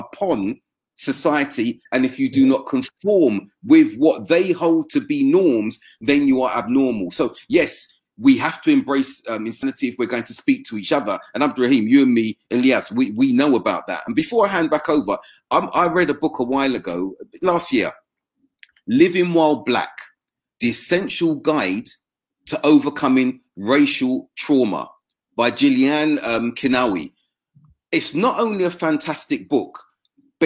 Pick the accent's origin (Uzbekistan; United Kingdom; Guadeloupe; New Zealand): United Kingdom; me being black British